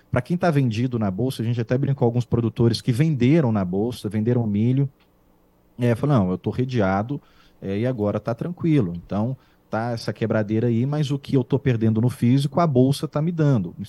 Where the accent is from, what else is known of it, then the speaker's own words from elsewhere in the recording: Barbacena, Minas Gerais, Brazil; quando eu era menino em Barbacena, há muitos anos eu vi que vocês tinham essa calculadora.